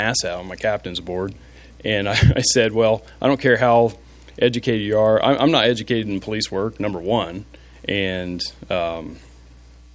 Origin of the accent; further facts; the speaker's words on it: Frankfort, Indiana, United States; also born or lived in Texas; I'm from Frankfort, Indiana.